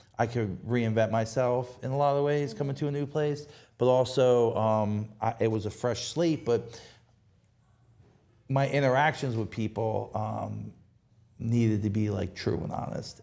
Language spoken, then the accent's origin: English; New Jersey, United States; moved away as an adult; also born or lived in Rehoboth, Delaware; now in Dewey Beach, United States; I'm from New Jersey